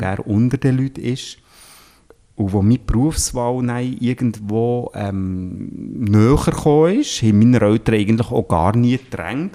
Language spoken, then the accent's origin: German; Switzerland; ich bin am Coiffeurgeschäft aufgewachsen